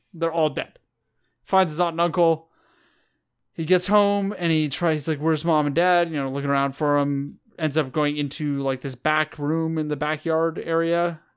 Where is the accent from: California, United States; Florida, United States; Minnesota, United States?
California, United States; I'm from California